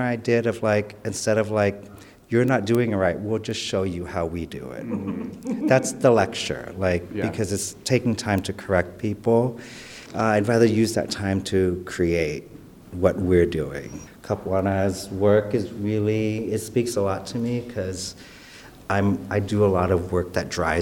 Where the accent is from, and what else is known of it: San Diego, California, United States; born or raised there; also born or lived in Vietnam